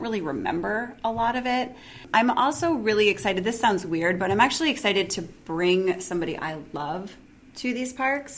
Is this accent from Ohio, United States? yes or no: yes; Ohio, United States; growing up in Ohio, you don't see a lot of like diverse environments all the time